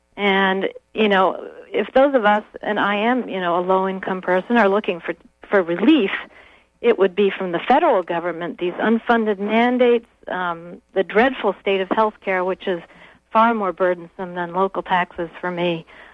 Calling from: Stonington, Maine, United States; I'm calling from Stonington

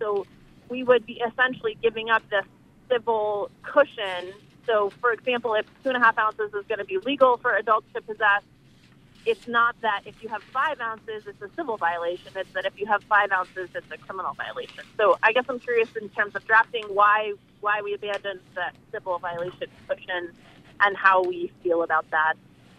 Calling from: Swanville, Maine, United States; calling from Swanville

